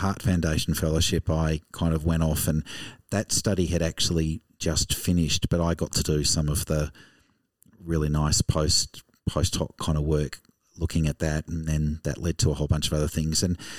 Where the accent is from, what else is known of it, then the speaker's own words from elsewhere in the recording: Gawler, South Australia, Australia; born there; Well, I didn't grow up in Gawler. I was born in Gawler.